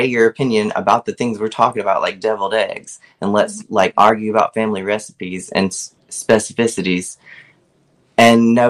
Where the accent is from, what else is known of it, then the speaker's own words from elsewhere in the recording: Laurel, Mississippi, United States; that's where I am, in South Mississippi